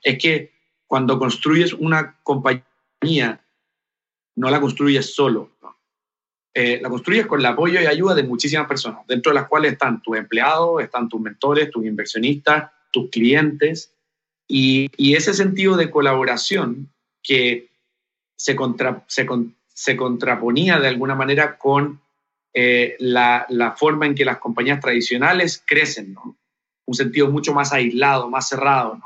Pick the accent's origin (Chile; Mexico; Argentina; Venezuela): Chile; moved away as an adult; also born or lived in New Zealand; now in Puerto Rico; fue este terremoto del 2010 que tuvo su epicentro muy cerca de mi ciudad natal.